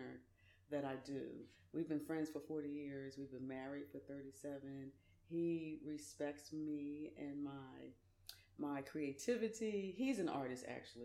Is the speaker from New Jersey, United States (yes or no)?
no; Philadelphia, Pennsylvania, United States; Graduated from high school, Philadelphia, lived in Philly. I'm from Philly